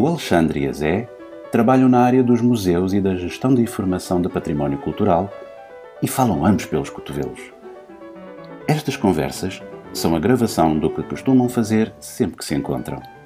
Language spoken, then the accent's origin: Portuguese; Portugal; nós portugueses